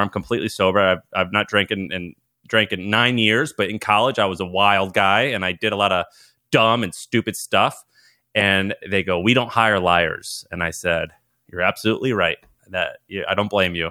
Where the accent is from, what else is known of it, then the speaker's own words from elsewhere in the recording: Missouri, United States; moved away as an adult; also born or lived in Nashville, Tennessee; I'm from Missouri, went to college in Tennessee, in Nashville, Tennessee